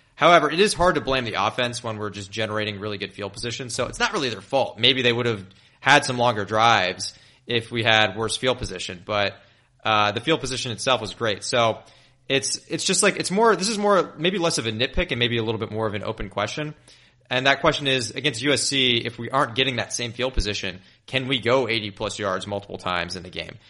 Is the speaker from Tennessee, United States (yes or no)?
yes; Memphis, Tennessee, United States; moved away; my hometown is in Memphis